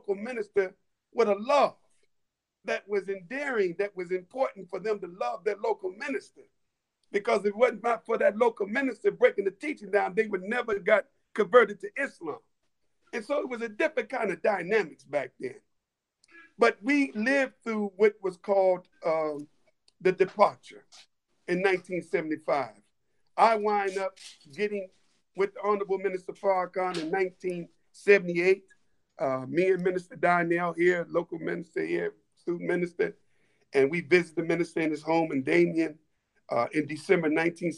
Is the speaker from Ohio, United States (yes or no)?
yes; Columbus, Ohio, United States; I born and raised in Columbus, Ohio